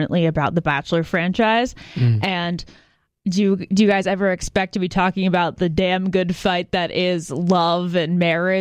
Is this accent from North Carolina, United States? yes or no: no; Virginia, United States; I grew up in Virginia